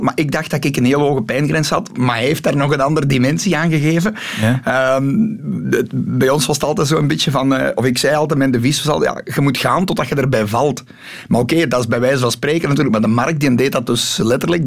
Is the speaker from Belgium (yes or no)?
yes; the Kempen, Flanders, Belgium; we hebben bij ons in de Kempen heel zware zandgrond